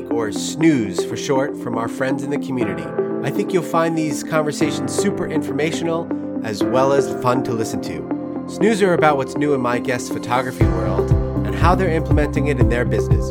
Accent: New York City, New York, United States; accent: Jersey or New York accent; now in St. Louis, United States; a real New Yorker

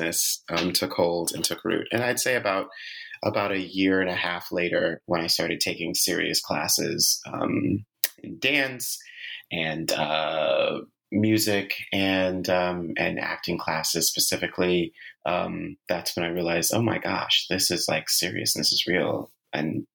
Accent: New York City, New York, United States; born and raised in New York City

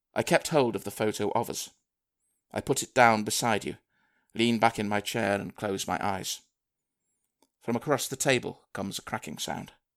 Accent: Manchester, North West England, United Kingdom; moved away as an adult; also born or lived in Liverpool; I'm from Manchester originally

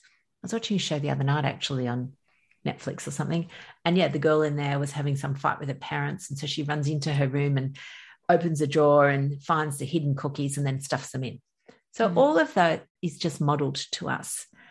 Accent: Australia; accent: Australian; I'm from Australia. You can probably tell by my accent.

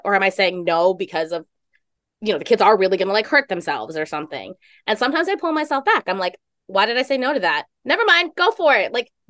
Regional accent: New York, United States; Maybe it's a total, like, being like a New Yorker, right?

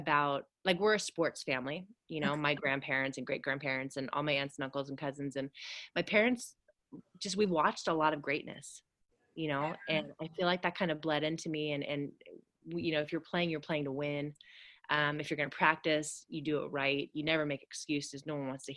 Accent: the Redwoods in Northern California, United States; I grew up on acreage in the Redwoods in Northern California

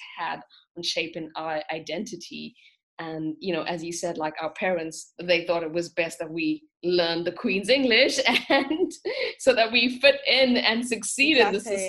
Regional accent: South Africa; moved away as an adult; now in Germany; I grew up in South Africa

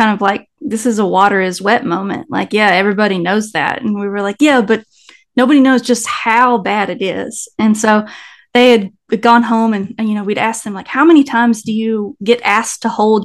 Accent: Nashville, Tennessee, United States; also born or lived in New York; now in San Antonio, United States; I currently live in San Antonio, Texas, but I'm originally from Nashville, Tennessee

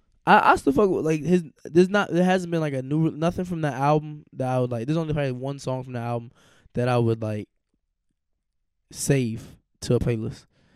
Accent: Charlotte, North Carolina, United States; I'm a real gangster, nigga, boy. I'm from Charlotte, nigga.

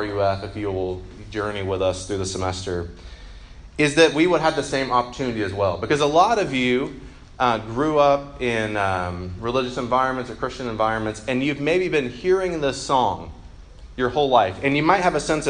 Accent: Macon, Georgia, United States; he's from my hometown

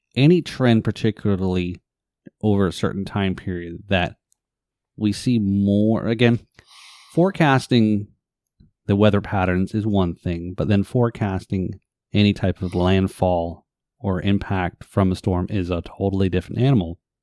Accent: New Jersey, United States; also born or lived in Northeast US; now in Florida, United States; I live in New Jersey. I was born in New Jersey

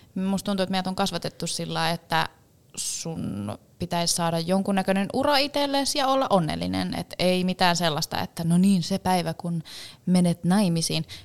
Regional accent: Finland

